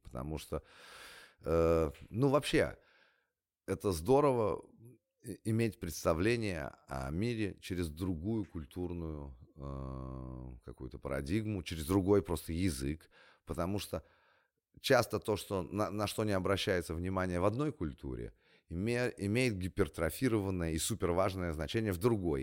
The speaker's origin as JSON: {"language": "Russian", "country": "Russia", "also_born_or_lived": "California", "moved": "as an adult", "said": "я из России"}